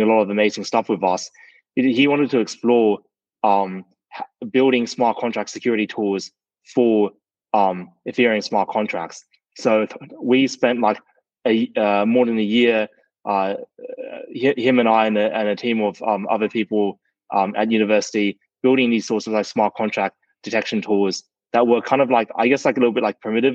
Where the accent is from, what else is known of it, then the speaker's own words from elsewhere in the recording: Sydney, New South Wales, Australia; I grew up in Sydney, Australia